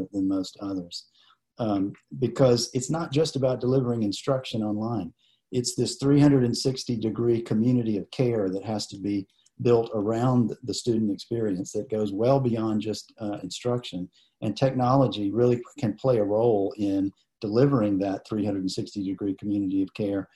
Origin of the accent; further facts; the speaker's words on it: Statesboro, Georgia, United States; I grew up in Statesboro. My father was a professor at Georgia Southern for many years